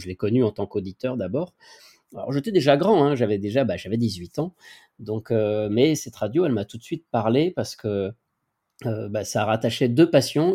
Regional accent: Lyon, Auvergne-Rhône-Alpes, France; also born or lived in Rillieux-la-Pape; je suis originaire de Lyon et je déménage de Lyon à, Rieux, Rieux-la-Pape

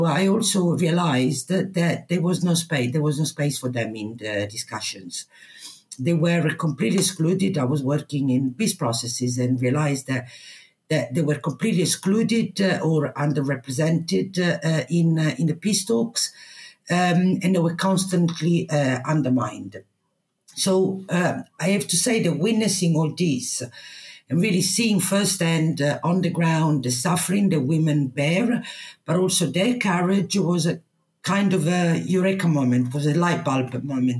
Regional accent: Italy; English is a second language; moved away as an adult; also born or lived in United Kingdom; I come from a small town in Italy

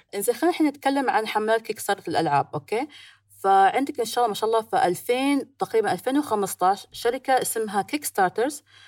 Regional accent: United Arab Emirates; بين الامارات والهند صار الكرك متداول عندنا

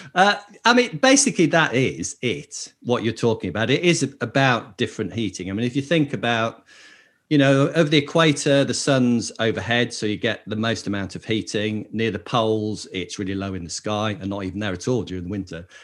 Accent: Lake District, North West England, United Kingdom; I grew up in the Lake District

